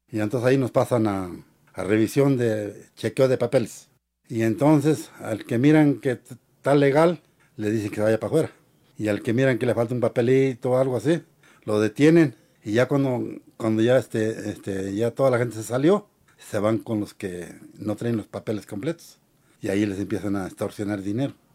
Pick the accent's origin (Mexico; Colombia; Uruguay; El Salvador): Mexico; now in Houston, United States; como mexicano y, y emigrante que soy también, porque soy emigrante, aunque tenga mis papeles en regla